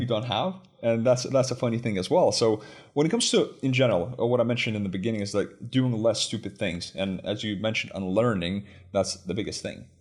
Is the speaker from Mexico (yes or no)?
no; Lithuania; moved away as an adult; also born or lived in United States; I grew up in Lithuania.